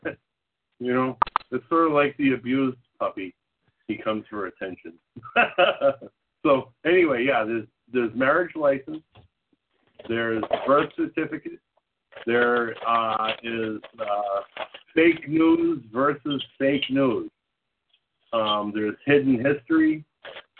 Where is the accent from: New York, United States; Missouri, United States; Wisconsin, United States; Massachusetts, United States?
Massachusetts, United States; Boston; I'm from Boston